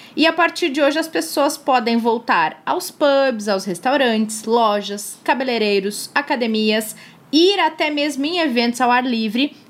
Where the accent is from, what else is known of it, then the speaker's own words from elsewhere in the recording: Capão da Canoa, Rio Grande do Sul, Brazil; moved away; Capão da Canoa a cidade gaúcha onde eu cresci, não necessariamente onde eu nasci, mas onde eu passei toda a minha infância, onde mora a minha família